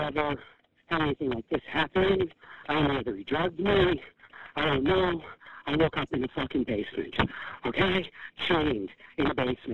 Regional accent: New York, United States; now in Central Islip, United States; I'm here in Detroit. I'm from New York.

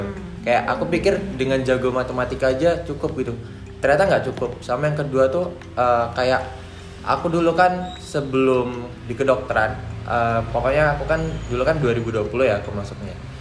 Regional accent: Malang, East Java, Indonesia; angkatan 2021 asalnya dari Malang

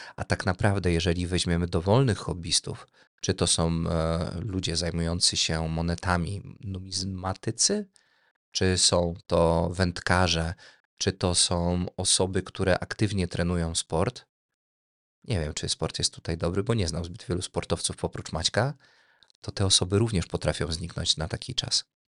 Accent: Tomaszów Mazowiecki, Łódź Voivodeship, Poland; Jestem z Tomaszowa Mazowieckiego

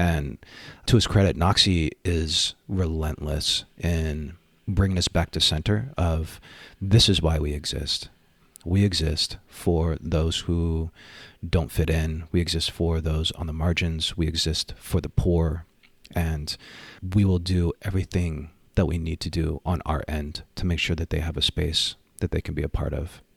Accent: Bay Area, California, United States; born and raised in the Bay Area

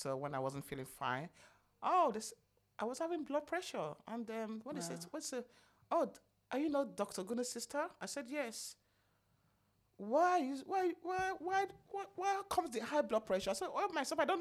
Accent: Benin City, Edo, Nigeria; moved away as an adult; also born or lived in United States; I'm from Benin, what do you call it, Benin States

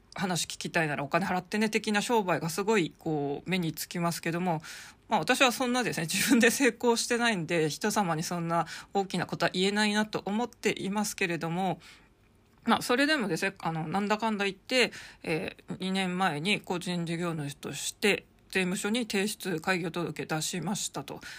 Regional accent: Hokkaido, Japan; now in Tokyo, Japan; 北海道生まれ

